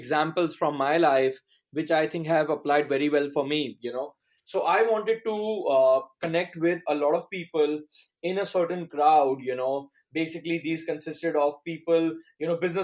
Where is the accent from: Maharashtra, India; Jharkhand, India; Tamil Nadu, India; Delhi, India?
Delhi, India; New Delhi; also born or lived in United States; I'm from New Delhi, India.